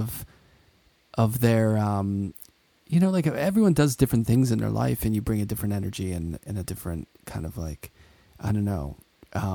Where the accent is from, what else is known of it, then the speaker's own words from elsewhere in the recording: Pittsburgh, Pennsylvania, United States; also born or lived in Brooklyn, New York; now in New York City, United States; I grew up in Pittsburgh and like the South Side where it's small, but I had a tiny yard